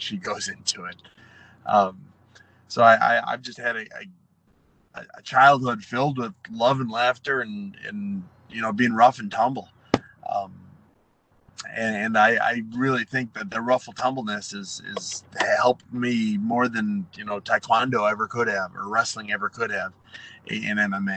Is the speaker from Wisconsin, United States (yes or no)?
yes; Waterford, Wisconsin, United States; moved away as an adult; now in California, United States; I grew up in Wisconsin